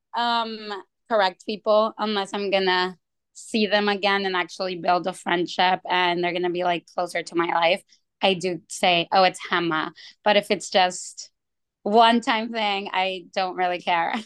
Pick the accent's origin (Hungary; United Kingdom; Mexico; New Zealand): Mexico; also born or lived in Tucson, United States; now in Chicago, United States; I was raised in Mexico